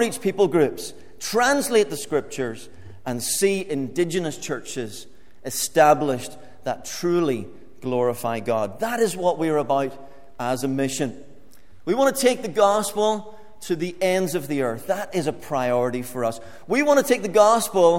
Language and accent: English; Limavady, Northern Ireland, United Kingdom; moved away as an adult; also born or lived in England; now in Papua New Guinea; I grew up in Limavady for most of my growing up years